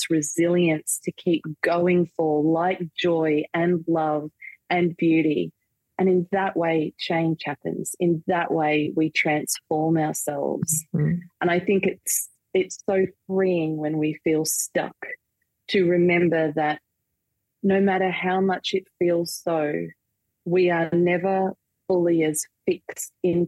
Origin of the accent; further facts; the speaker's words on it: Australia; also born or lived in Manchester, United Kingdom; a staple that I grew up with here in Australia.